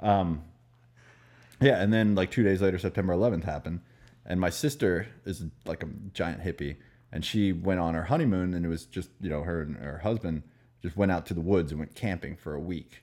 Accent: Maryland, United States; moved away; also born or lived in Florida / New York; I'm from Maryland

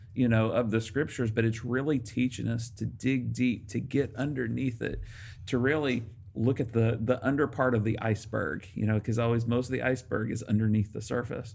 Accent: Arkansas, United States; moved away; I grew up in Arkansas

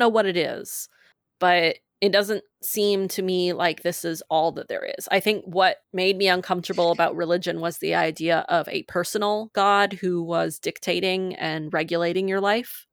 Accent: Maine, United States; I grew up in Maine

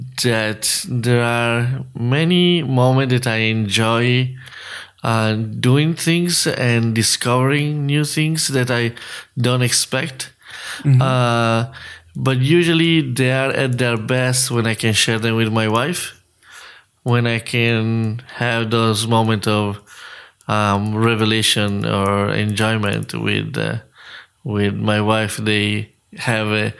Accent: Lido di Camaiore, Tuscany, Italy; English is a second language; moved away as an adult; now in United States; I grew up in Tuscany, in Italy, right on the coast, near Florence. Florence is inland, and the city where I grew up is called Lido di Camaiore.

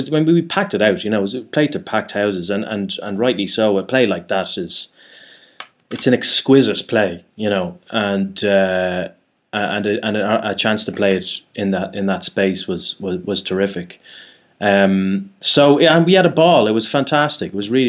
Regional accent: Ireland; now in London, United Kingdom; I am Irish. That's what, yeah. I am. And there is, they're not, you know, it's not like I'm, there are a lot of Irish people over here. It's not like it's a truly exotic thing to be Irish in London.

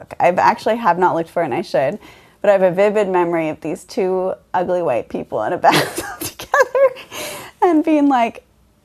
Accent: Mount Vernon, Washington, United States; born or raised there; also born or lived in Conway, Washington

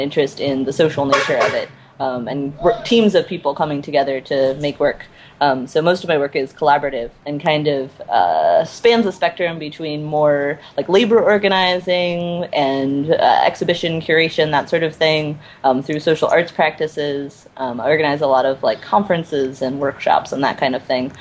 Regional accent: Indiana, United States; I'm from Indiana

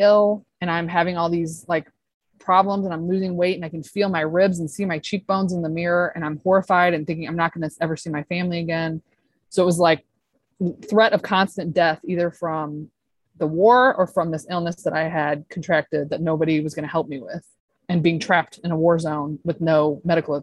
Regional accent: St. Louis, Missouri, United States; moved away as an adult; I grew up in St. Louis, Missouri

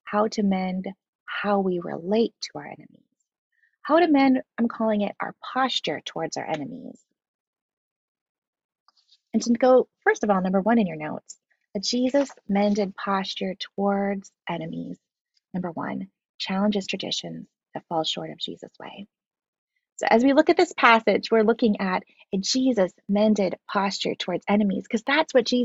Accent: Philippines; I was raised in the Philippines

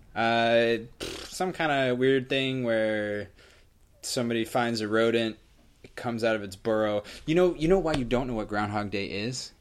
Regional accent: New England, United States; now in California, United States; I'm from the East Coast, uh, New England area

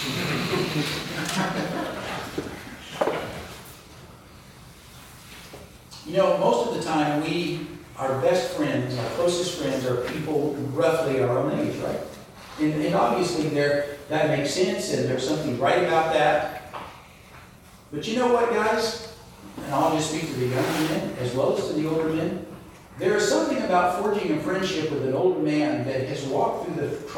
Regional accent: the South, United States; I'm from the South

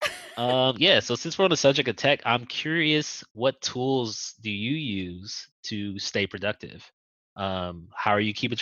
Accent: Compton, California, United States; where I grew up in Compton

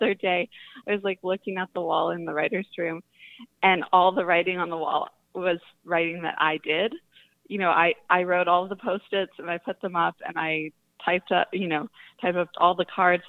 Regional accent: Northern California, United States; I grew up in Northern California

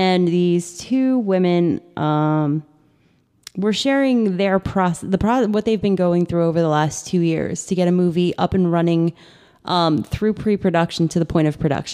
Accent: United States; I grew up in America.

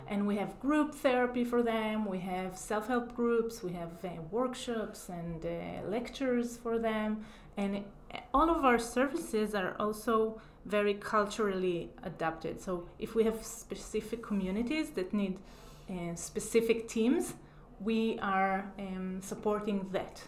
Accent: Israel; moved away as an adult; now in Chicago, United States; I grew up in Israel

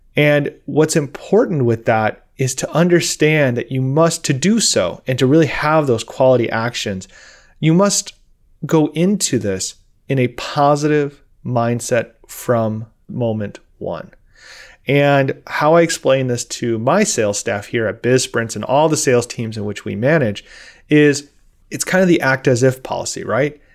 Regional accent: Midwest, United States; I'm from the Midwest.

